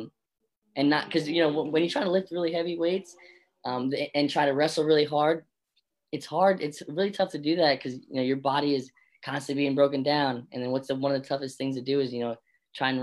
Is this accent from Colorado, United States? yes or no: no; Bethlehem, Pennsylvania, United States; also born or lived in Florida; I'm from the Lehigh Valley, from, you know, Bethlehem right here.